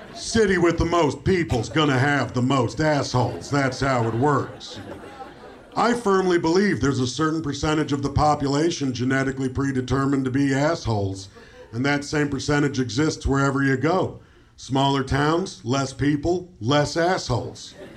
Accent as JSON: {"language": "English", "town": "Toronto", "region": "Ontario", "country": "Canada", "tie": "born or raised there", "said": "I'm from Toronto. I'm born and raised there, and everybody hates my hometown"}